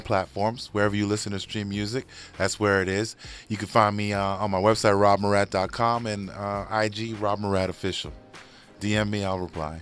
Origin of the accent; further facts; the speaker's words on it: New York, United States; I'm from New York